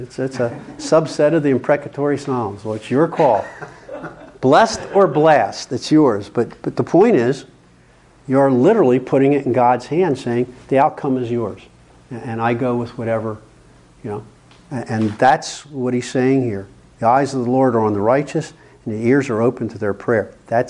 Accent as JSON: {"language": "English", "region": "New Jersey/Pennsylvania", "country": "United States", "lives_now": "California, United States", "said": "I had to learn that when I came out from New Jersey, Pennsylvania area, to California."}